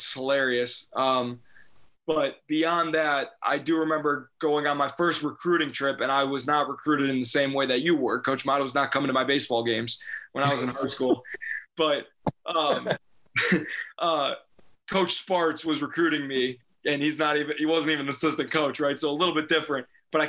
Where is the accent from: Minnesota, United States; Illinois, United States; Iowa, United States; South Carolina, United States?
Illinois, United States; Chicago; I'm from Chicago